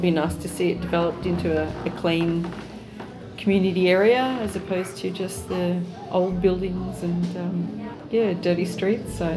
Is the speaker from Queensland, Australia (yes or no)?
no; Elsternwick, Victoria, Australia; Hi, I'm …, and I'm from Elsternwick.